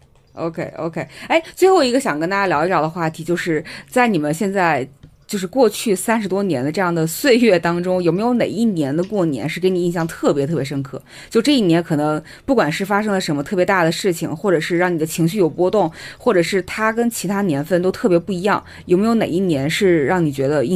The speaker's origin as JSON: {"language": "Chinese", "region": "Jiangsu", "country": "China", "tie": "born or raised there", "said": "就是不管是我小时候还是我长大以后，就是在我自己江苏的家，我们大年三十晚上那一顿是没有那顿大餐的。"}